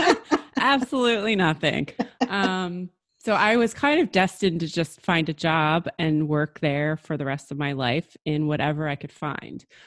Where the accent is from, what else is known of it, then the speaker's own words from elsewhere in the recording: New Jersey, United States; I grew up in New Jersey